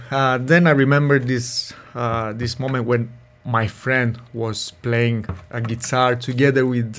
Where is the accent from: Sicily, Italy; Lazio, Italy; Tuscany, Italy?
Sicily, Italy; Catania; moved away; I'm from Sicily, from Catania, down the south.